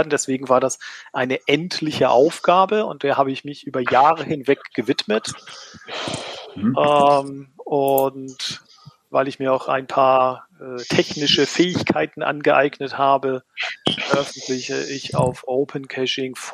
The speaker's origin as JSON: {"language": "German", "region": "Schleswig-Holstein", "country": "Germany", "said": "Ich bin ein Schleswig-Holsteiner."}